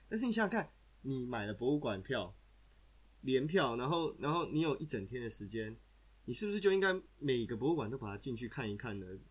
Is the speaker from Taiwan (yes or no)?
yes; Taiwan; now in Austria; 对我们台湾人来说